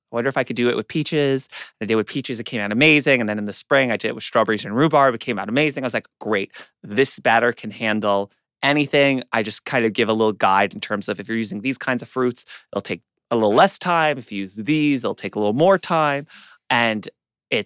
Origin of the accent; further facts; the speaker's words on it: New York City, New York, United States; I grew up in Queens